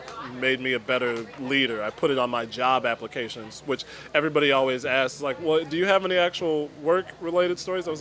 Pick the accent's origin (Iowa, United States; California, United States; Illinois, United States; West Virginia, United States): Illinois, United States; Chicago; I'm from South Shore